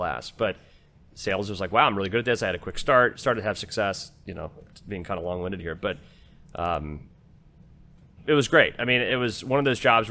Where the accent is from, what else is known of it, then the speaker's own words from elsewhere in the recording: Dayton, Ohio, United States; moved away as an adult; now in Texas, United States; I grew up in Dayton, Ohio, Rust Belt town, good town